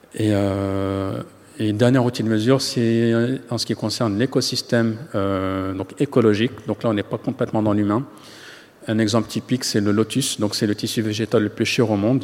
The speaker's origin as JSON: {"language": "French", "town": "Paris", "region": "Île-de-France", "country": "France", "tie": "born or raised there", "said": "je suis né en France, j'ai grandi en France"}